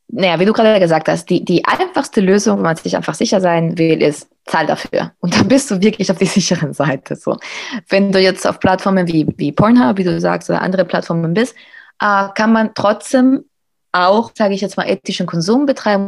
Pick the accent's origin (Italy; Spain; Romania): Spain; moved away; in Spanien, wo ich aufgewachsen bin